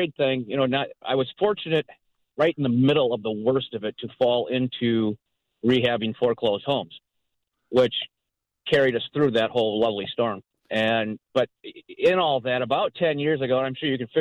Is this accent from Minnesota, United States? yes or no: yes; Southwest Metro, Minnesota, United States; also born or lived in Becker, Minnesota; I grew up in the Southwest Metro, and I now live, obviously, up in Becker area